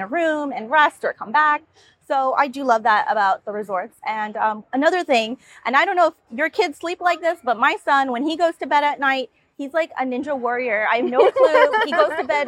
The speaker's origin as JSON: {"language": "English", "region": "New York", "country": "United States", "said": "I'm from New York"}